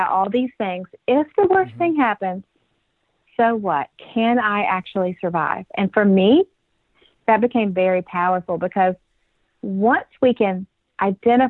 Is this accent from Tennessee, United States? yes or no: yes; Nashville, Tennessee, United States; my hometown of Nashville